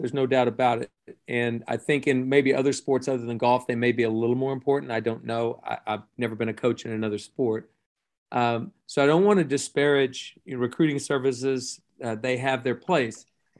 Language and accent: English; Buffalo, New York, United States; So I'm from Buffalo, New York, and you know what? I've had some tough winters. I would like to go south.